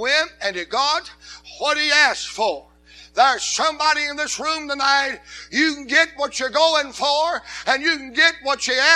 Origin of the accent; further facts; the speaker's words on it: Atlanta, Georgia, United States; I'm from Atlanta